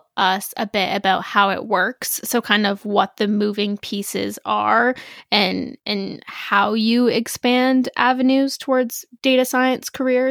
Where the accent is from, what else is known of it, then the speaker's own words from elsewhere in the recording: Canada; since I'm Canadian